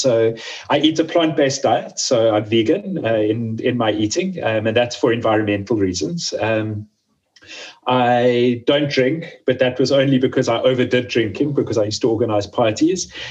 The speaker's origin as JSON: {"language": "English", "town": "Johannesburg", "region": "Gauteng", "country": "South Africa", "tie": "born or raised there", "also_born_or_lived": "Cape Town", "moved": "yes", "said": "I grew up in Johannesburg, which is uh, the, the biggest city, like business city in South Africa"}